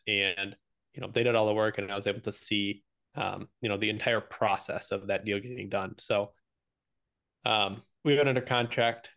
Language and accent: English; Michigan, United States; I live in Michigan. I'm from Michigan.